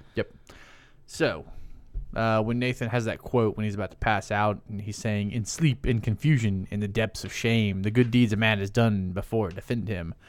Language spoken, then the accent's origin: English; American South, United States; we're from the American South and we say deuces a lot